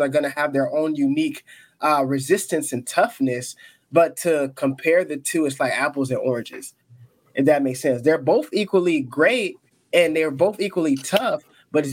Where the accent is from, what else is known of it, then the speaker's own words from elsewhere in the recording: Gainesville, Florida, United States; also born or lived in Canada / Haiti (ancestry); I was born in Canada, and then we moved to Gainesville, Florida